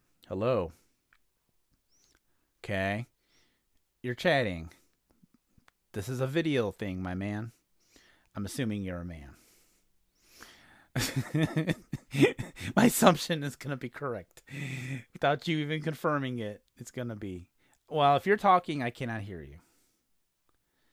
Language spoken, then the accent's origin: English; Indiana, United States; I am from Indiana, which is in the United States